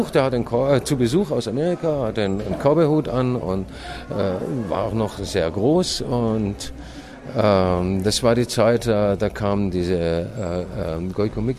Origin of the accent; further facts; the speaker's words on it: West Germany, Germany; Ich bin, äh, ich bin äh, gebürtiger Ossi, aber im Westen aufgewachsen.